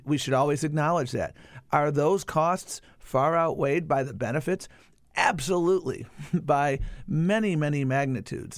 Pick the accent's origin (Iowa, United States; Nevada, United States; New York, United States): New York, United States; Buffalo; I grew up in Buffalo, New York.